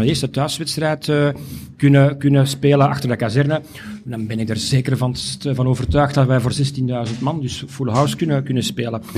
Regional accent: Mechelen, Flanders, Belgium; als Mechelaar

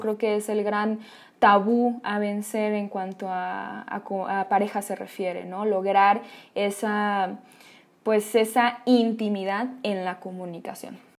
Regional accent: Mexico; una sociedad como la nuestra, como la mexicana

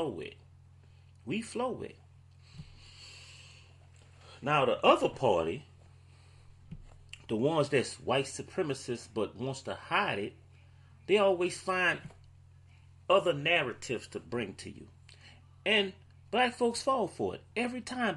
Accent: New Orleans, Louisiana, United States; I'm from New Orleans

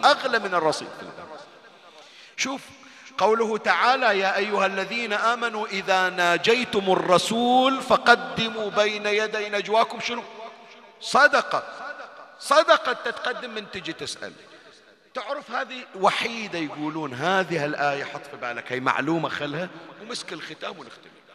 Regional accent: Bahrain; عندنا بالبحرين

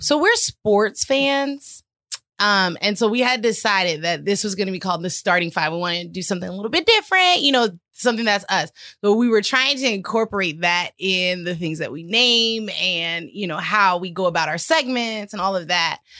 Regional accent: California, United States; we're also from California

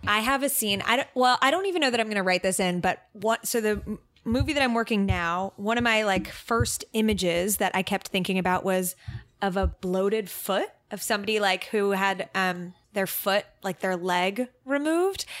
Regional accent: Israel; moved away; growing up in Israel and not being American

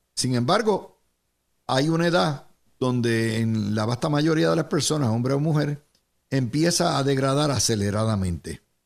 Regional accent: Puerto Rico; somos esclavos de el Estado socializado puertorriqueño

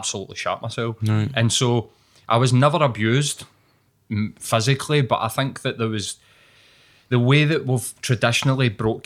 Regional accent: Glasgow, Scotland, United Kingdom; we're both East End. I grew up in Carntyne

